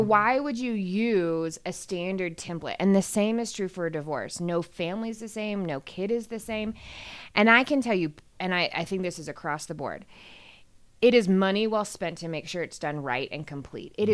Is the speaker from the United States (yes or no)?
yes; Austin, Texas, United States; moved away as an adult; now in Denver, United States; I'm originally from Austin, Texas